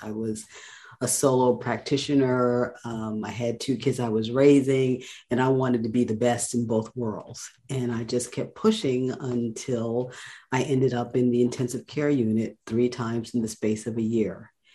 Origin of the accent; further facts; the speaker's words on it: New York City, New York, United States; moved away as an adult; now in North Carolina, United States; I am born and raised in Brooklyn, New York